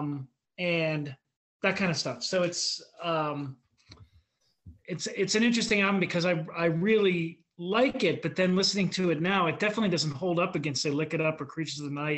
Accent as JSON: {"language": "English", "town": "Pittsburgh", "region": "Pennsylvania", "country": "United States", "said": "we like metal, we're from Pittsburgh"}